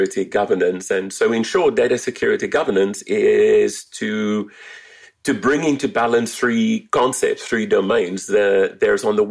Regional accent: South Africa; moved away as an adult; now in California, United States; I'm originally from South Africa, so if the accent sounds a little bit weird, it is not native Californian. It has a few airports in between

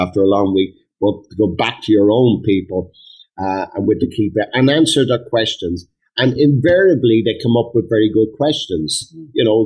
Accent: Ireland; we're Irish Republicans, and we come from an Irish Republican tradition

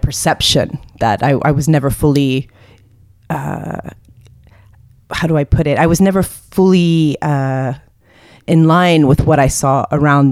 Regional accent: Texas, United States; also born or lived in Jordan; we left and went to Texas

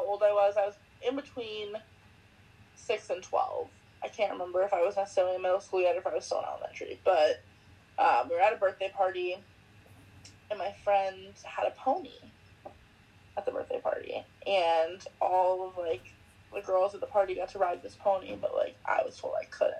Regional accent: Valencia, California, United States; I grew up right near Magic Mountain in L.A. or Valencia, whatever you want to say.

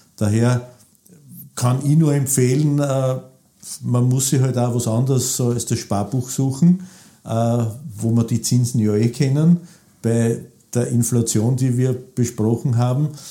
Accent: Burgenland, Austria; ich bin auch Burgenländer

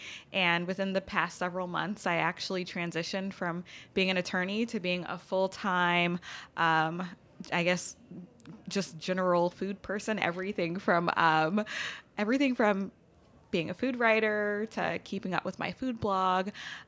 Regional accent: Baton Rouge, Louisiana, United States; moved away as an adult; also born or lived in Los Angeles; Born and raised in Baton Rouge, like birth until I left for college, and I went to school in L.A.

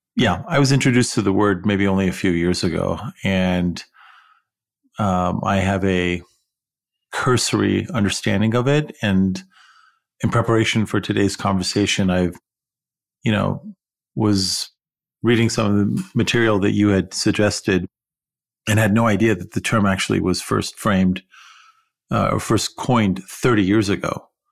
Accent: Iran; also born or lived in California; now in United States; someone say, "Where are you from?" And I'd say, "Iran."

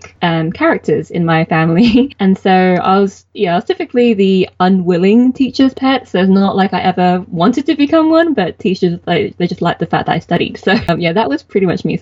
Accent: United Kingdom; I am a British-born Chinese, so BBC. And my parents are from Hong Kong

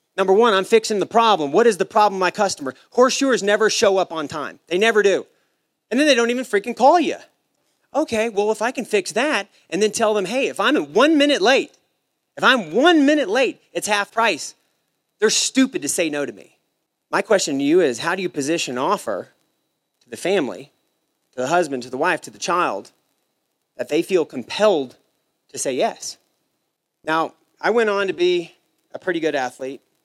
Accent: Savannah, Missouri, United States; also born or lived in St. Joseph, Missouri; now in Texas, United States; I grew up in St. Joe, Missouri, was the nearest decent sized town to where I lived. I'm from Savannah, it's a little small country town

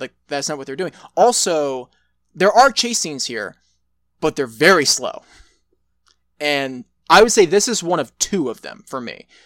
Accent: Texas, United States; I'm from Texas

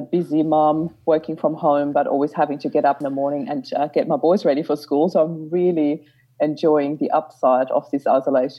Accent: Austria; moved away as an adult; now in Australia; I'm originally from Austria

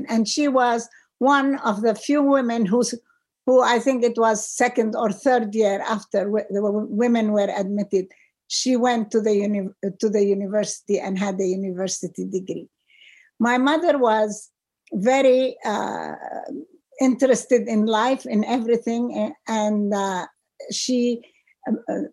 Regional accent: Beirut, Beirut Governorate, Lebanon; moved away as an adult; now in New York City, United States; I grew up in Beirut, and it was the Beirut of the 50s and the 60s. And I left in 1970

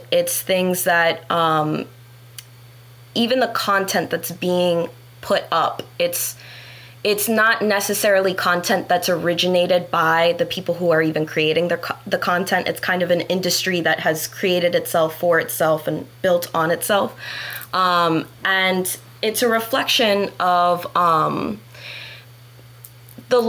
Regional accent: Broward County, Florida, United States; I grew up in Broward County public school systems

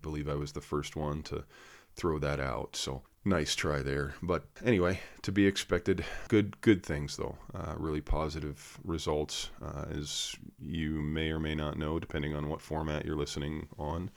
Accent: Connecticut, United States; I grew up in Connecticut, in New England, typically liberal

